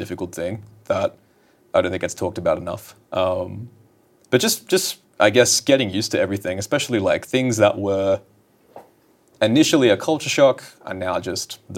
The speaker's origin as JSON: {"language": "English", "town": "Newcastle", "region": "New South Wales", "country": "Australia", "tie": "born or raised there", "moved": "as an adult", "lives_now": "Los Angeles, United States", "said": "I need to move away from my hometown"}